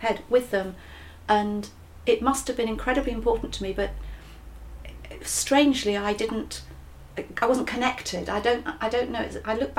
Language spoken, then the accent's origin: English; Yorkshire and the Humber, United Kingdom; accent: Yorkshire; my Yorshire accent